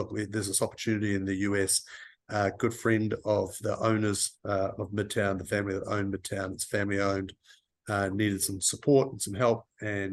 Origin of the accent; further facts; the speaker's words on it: New Zealand; moved away as an adult; also born or lived in Europe / United Kingdom; now in Chicago, United States; I'm from New Zealand originally, have lived and worked in Europe as well, and ended up in Chicago about 10 years ago